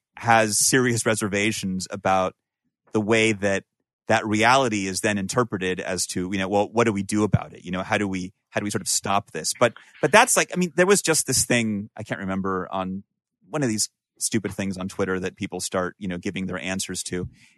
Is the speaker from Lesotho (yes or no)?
no; Peru; or for me, you know, who I'm from Peru, originally, it was more like, oh, you don't even have an accent